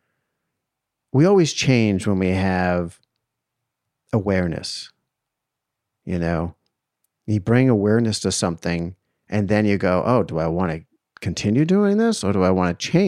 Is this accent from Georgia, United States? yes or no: no; outside of Boston, Massachusetts, United States; growing up outside of Boston